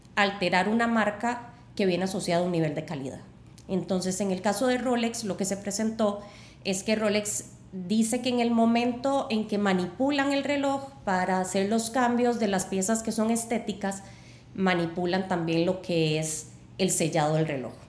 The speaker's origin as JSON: {"language": "Spanish", "country": "Costa Rica", "said": "somos un país pequeño"}